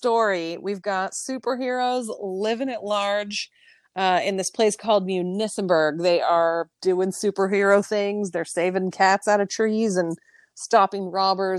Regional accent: San Diego, California, United States; now in Austin, United States; We are from San Diego. We grew up going to Disneyland

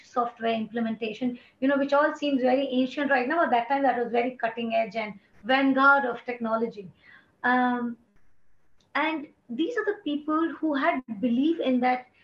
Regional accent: India; moved away; also born or lived in Bombay; I'm from India.

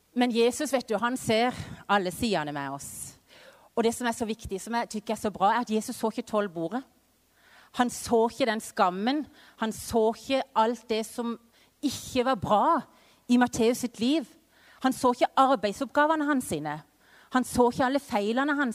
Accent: Vennesla, Agder, Norway; moved away as an adult; also born or lived in Mexico; now in Culiacán, Mexico; så er jeg jo født og oppvokst i Vennesla

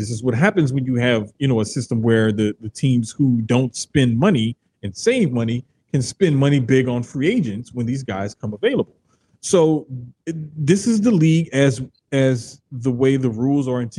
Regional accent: New Orleans, Louisiana, United States; My hometown in the 13th in New Orleans, uptown, Valley Street, Chestnut

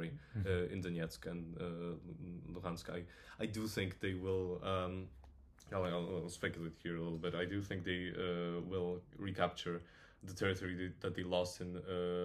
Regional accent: Poland; English is a second language; now in Bristol, United Kingdom; I'm Polish

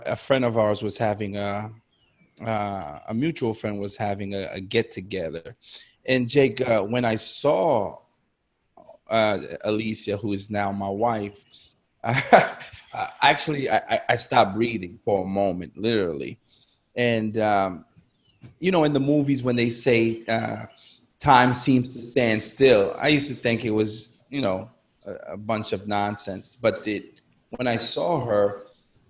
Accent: New York City, New York, United States; moved away as an adult; also born or lived in Haiti; now in Florida, United States; We relocated at an early age to New York City. So I grew up in New York, went to school in New York

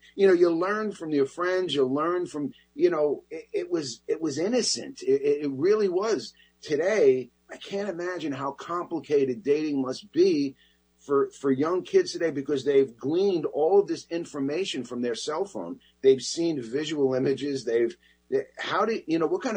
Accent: New York City, New York, United States; I grew up in that Bronx neighborhood that I describe in the book

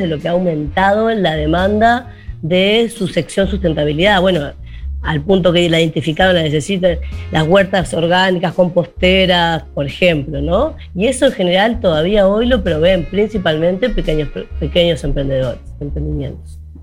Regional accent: Montevideo, Uruguay; now in Rocha, Uruguay; como montevideana que vivo hace 10 años en Rocha

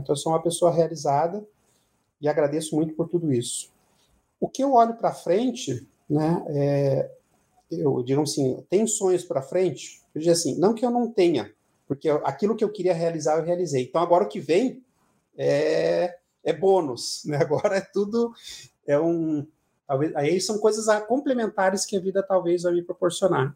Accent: Pinhais, Paraná, Brazil; also born or lived in Ponta Grossa / Curitiba; eu nasci em Ponta Grossa lá e, e o meu pai. É acho que na, na época, por questões de melhorar as condições de, de vida nossa, ele conseguiu um emprego aqui na cidade, na cidade de Pinhais, na época, e a gente se mudou para cá. E então eu morei um tempo em Pinhais, depois mudei para Curitiba.

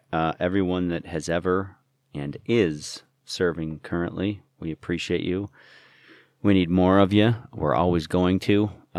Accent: Utah, United States; That was a lot of, big points, poignant questions were growing up in Utah, albeit, I don't know, if the whitest state.

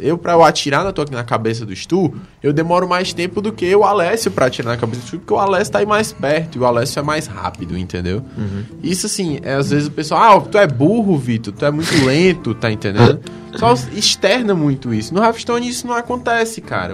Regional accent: Brazil; a gente é brasileiro

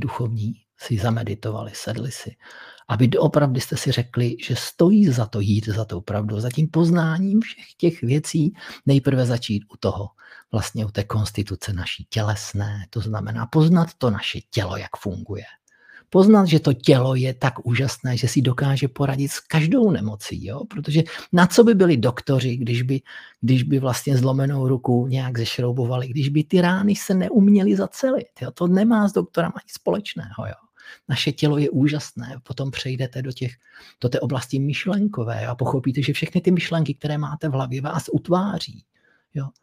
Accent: Moravia, Czechia; u nás na Moravě

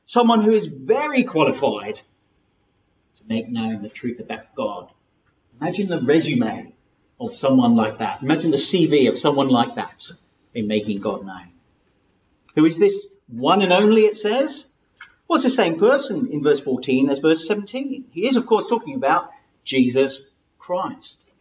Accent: England, United Kingdom; also born or lived in Lagos, Nigeria; I'm from England

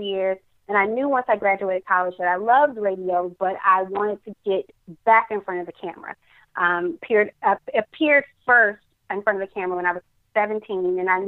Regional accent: Dallas, Texas, United States; with Tom Joyner in Dallas, my hometown

